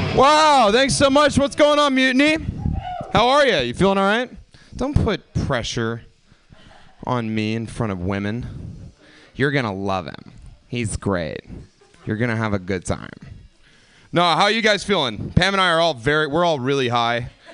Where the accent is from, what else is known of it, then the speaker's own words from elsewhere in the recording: the South, United States; now in California, United States; I came from the South originally